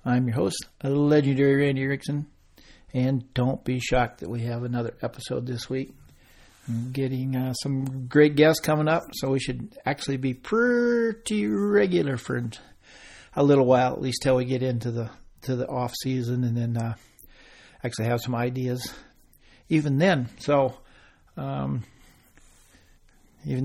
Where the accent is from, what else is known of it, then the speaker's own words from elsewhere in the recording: United States; us Americans